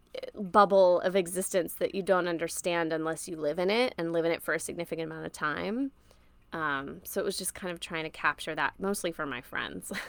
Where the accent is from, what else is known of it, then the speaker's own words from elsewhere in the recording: Orlando, Florida, United States; also born or lived in Tennessee; I grew up in Orlando, Florida, more specifically Maitland and Winter Park, which is like a suburb of Orlando